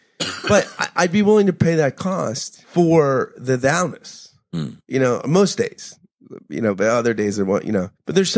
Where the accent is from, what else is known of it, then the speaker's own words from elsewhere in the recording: United States; I feel like I'm so American